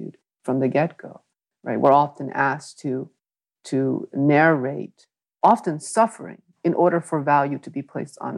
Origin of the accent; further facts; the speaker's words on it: Hartford, Connecticut, United States; English is a second language; growing up in New England